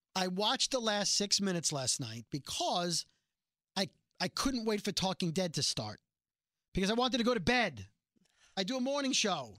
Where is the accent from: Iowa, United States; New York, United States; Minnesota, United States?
New York, United States; New York City; I'm from Brooklyn